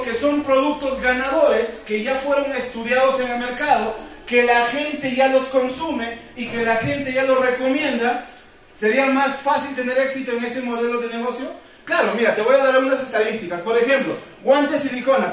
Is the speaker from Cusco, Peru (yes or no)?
yes; Cusco, Peru; yo soy de acá de Cusco, yo nací, crecí y me reproduje aquí en Cusco